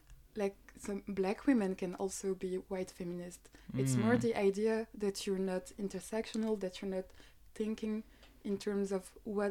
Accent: Belgium; I'm from Belgium

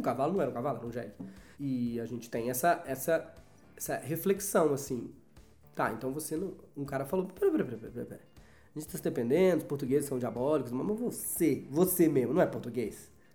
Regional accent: Brazil

